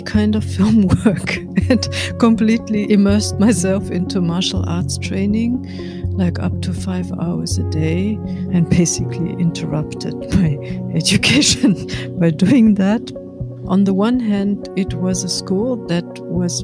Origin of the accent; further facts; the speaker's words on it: Munich, Bavaria, Germany; I grew up in Munich, in Bavaria.